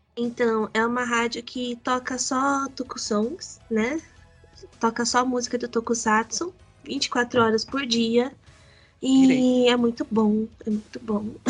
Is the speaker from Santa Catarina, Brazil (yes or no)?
no; Paraná, Brazil; eu sou do Paraná